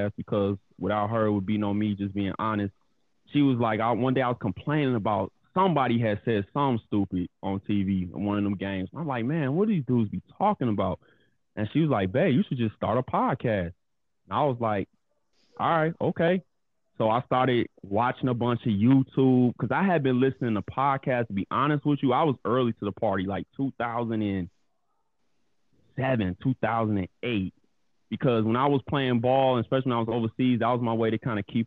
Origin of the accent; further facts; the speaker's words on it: Chicago, Illinois, United States; also born or lived in Flossmoor, Illinois; born and raised in Chicago, Illinois, East Side.